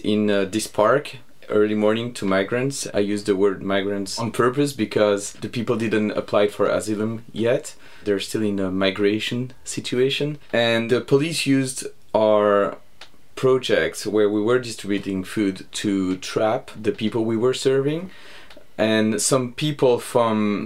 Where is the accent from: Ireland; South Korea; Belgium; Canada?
Belgium; Brussels, Brussels-Capital Region; I'm from Brussels